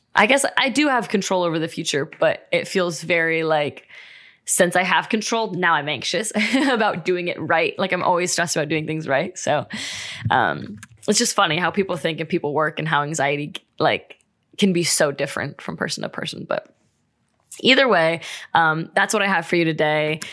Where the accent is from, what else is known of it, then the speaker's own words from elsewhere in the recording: Ohio, United States; moved away as an adult; now in California, United States; I'm from Ohio, we just moved to California